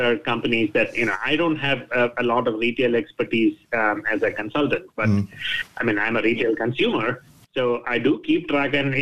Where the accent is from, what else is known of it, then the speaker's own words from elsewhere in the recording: Thiruvananthapuram, Kerala, India; also born or lived in United Kingdom; now in United States; my hometown, Trivandrum, in the south of India, that I go once or twice a year